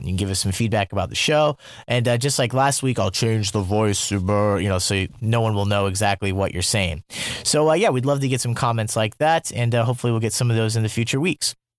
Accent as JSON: {"language": "English", "region": "Iowa", "country": "United States", "tie": "born or raised there", "also_born_or_lived": "Germany / Colombia", "moved": "as an adult", "lives_now": "South Korea", "said": "growing up in Iowa"}